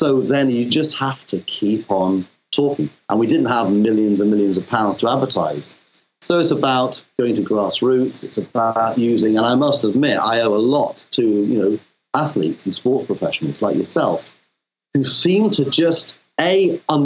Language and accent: English; Wales, United Kingdom; moved away; I'm Welsh originally, so my folks were from Pembrokeshire